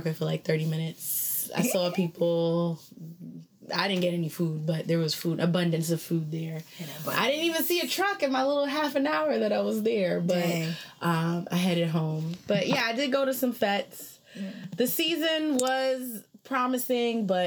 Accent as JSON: {"language": "English", "town": "New York City", "region": "New York", "country": "United States", "tie": "born or raised there", "said": "I grew up in Crown Heights"}